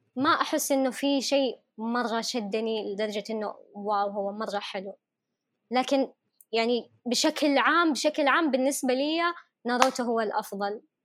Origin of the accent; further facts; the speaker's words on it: Yemen; accent: Yemeni; انا كيمنيه